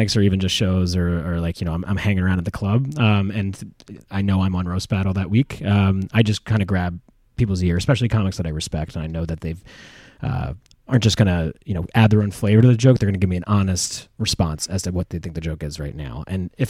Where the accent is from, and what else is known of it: Philadelphia, Pennsylvania, United States